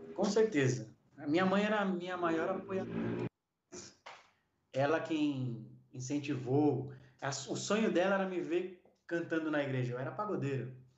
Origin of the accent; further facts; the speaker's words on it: Taboão da Serra, São Paulo, Brazil; Eu nasci em São Paulo mesmo, no município de Taboão da Serra, Hospital Zona Sul